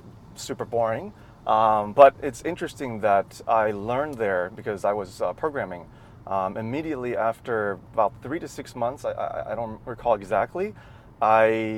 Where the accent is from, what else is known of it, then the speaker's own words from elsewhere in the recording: Maryland, United States; accent: American; moved away as an adult; also born or lived in Nanjing, China / California; Grew up in Maryland, which is on the East Coast of the US